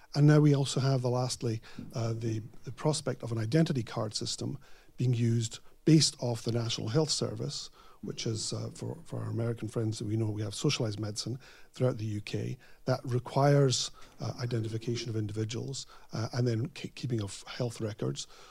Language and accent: English; Scotland, United Kingdom; now in United States; as a Scottish libertarian living in the United States